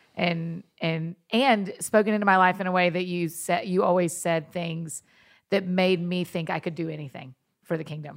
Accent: Kennesaw Mountain area, Georgia, United States; moved away; I am in my hometown

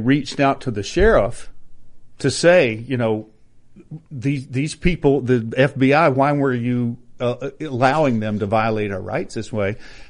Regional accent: North Carolina, United States; North Carolina.

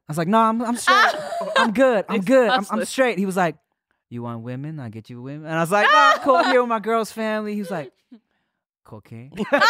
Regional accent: Thailand; I'm Thai. I'm 100% Thai.

